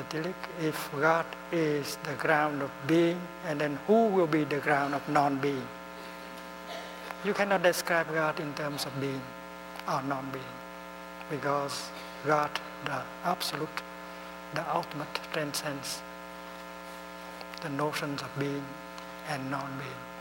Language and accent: English; Netherlands; English is a second language; Uh, I'm from the Netherlands, but uh, speaking in Thay way, I have come from nowhere.